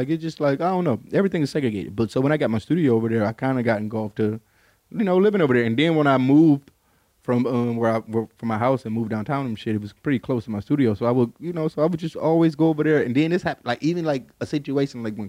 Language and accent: English; Detroit, Michigan, United States; growing up in Detroit, we have a real segregated community